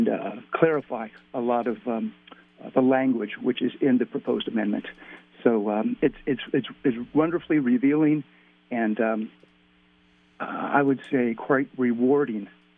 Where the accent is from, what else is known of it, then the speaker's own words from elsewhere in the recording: Ohio, United States; I was born and raised in Ohio